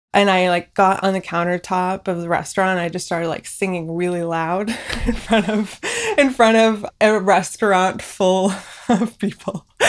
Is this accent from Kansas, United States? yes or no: no; Union City, California, United States; first language Farsi; English is a second language; also born or lived in Fresno, California / Boston, Massachusetts; I grew up in the Bay Area in a small town called Union City, right between San Francisco and San Jose